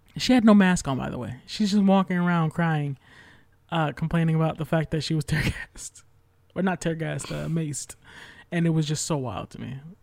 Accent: New York, United States; I'm from New York

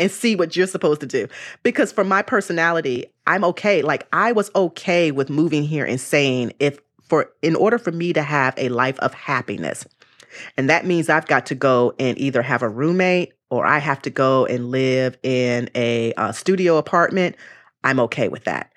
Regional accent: Charlotte, North Carolina, United States; moved away as an adult; also born or lived in Greensboro, North Carolina; now in Bay Area, United States; I'm originally born in Greensboro, North Carolina, and I was raised in Charlotte, North Carolina.

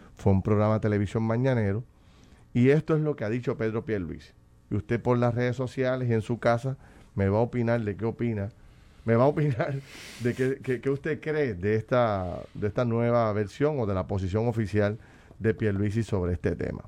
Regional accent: Puerto Rico; como puertorriqueño en mi casa

